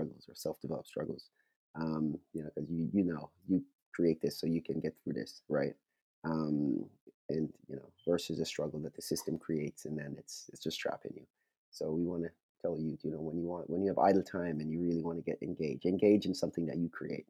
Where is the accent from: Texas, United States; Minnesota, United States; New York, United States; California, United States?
New York, United States; Yonkers; also born or lived in Florida; I grew up in Yonkers, the city of Yonkers